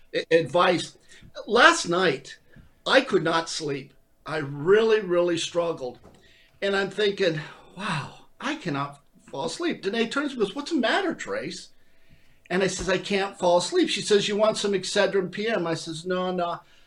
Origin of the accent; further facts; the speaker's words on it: Hawthorne, California, United States; moved away; I'm from Southern California. I don't know if you people know that. Hawthorne, California, California